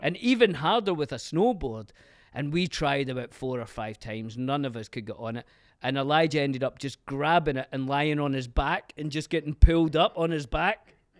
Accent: Glasgow, Scotland, United Kingdom; now in Los Angeles, United States; growing up in Glasgow

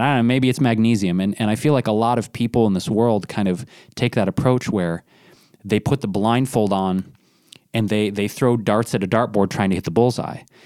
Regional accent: Detroit, Michigan, United States; I grew up in Detroit

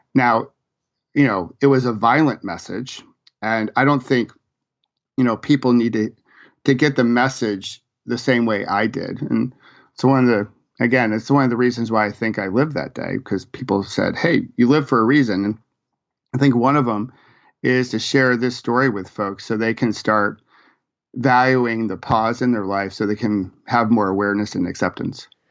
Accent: Rochester, New York, United States; moved away as an adult; also born or lived in Virginia; I grew up in Rochester, New York

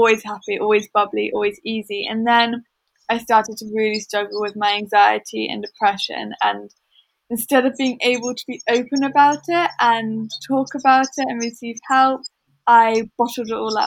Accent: Watlington, South East England, United Kingdom; also born or lived in London; We moved from London, Shepherd's Bush, when I was three. So Watlington is all I've ever really known. And it's kind of like the village that raised me

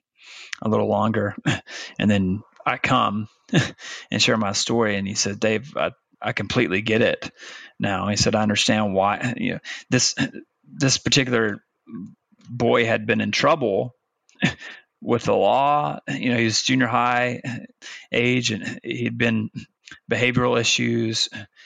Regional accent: Arkansas, United States; moved away as an adult; also born or lived in Virginia; Branson, Missouri was about an hour and a half north of where I grew up in Arkansas.

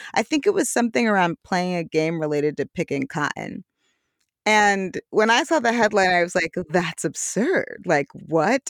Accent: New York, United States; growing up in New York

